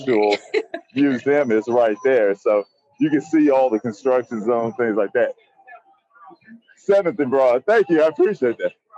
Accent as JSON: {"language": "English", "town": "Nashville", "region": "Tennessee", "country": "United States", "tie": "born or raised there", "said": "I'm from Nashville, Tennessee, born and raised"}